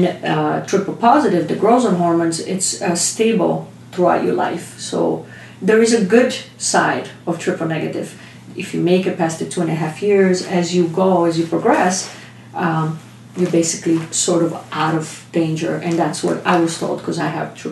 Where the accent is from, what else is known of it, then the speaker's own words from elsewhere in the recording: Italy; moved away; I'm born in a little town in Italy